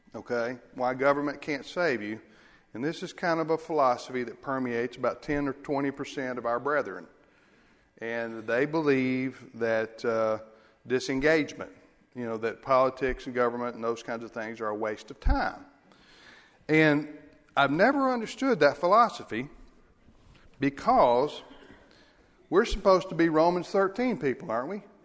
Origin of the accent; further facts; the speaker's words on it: United States; as Americans, as American Christians